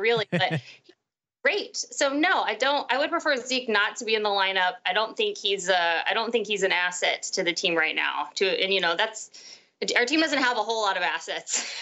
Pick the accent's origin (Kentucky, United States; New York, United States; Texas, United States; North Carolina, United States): Texas, United States; right outside of Dallas; I grew up right outside of Dallas